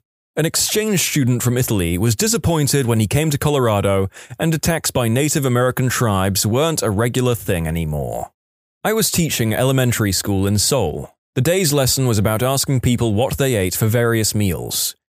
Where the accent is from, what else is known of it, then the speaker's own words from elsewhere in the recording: Ireland; I'm from Ireland, but I lived in Ohio for a year.